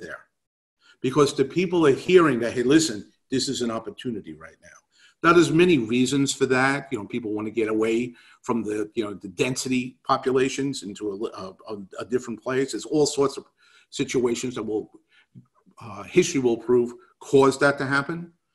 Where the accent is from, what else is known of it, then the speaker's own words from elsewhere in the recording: New York City, New York, United States; moved away; from my accent, that I grew up in New York City.